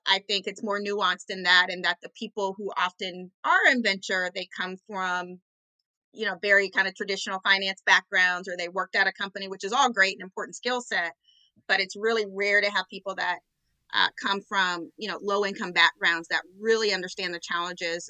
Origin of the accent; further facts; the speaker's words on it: Orange County, California, United States; I grew up low income in Orange County, California